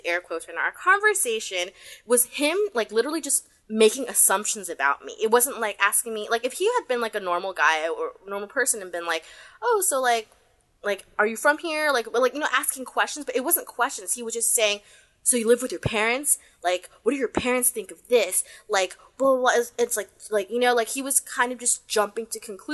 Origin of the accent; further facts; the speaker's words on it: United States; now in Hong Kong; I'm from America.